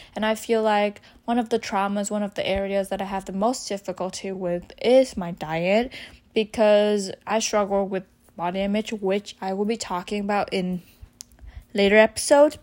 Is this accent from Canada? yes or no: no; Vietnam; I'm from Vietnam